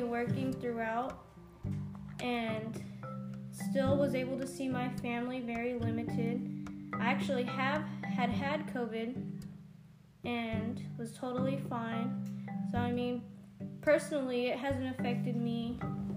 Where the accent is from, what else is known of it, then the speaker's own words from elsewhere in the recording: Hemet, California, United States; also born or lived in San Diego, California; I was raised in Hemet